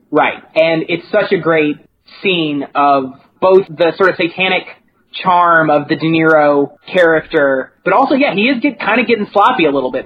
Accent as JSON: {"language": "English", "region": "Kentucky", "country": "United States", "tie": "born or raised there", "said": "I'm from Kentucky and I you know I grew up in a small town"}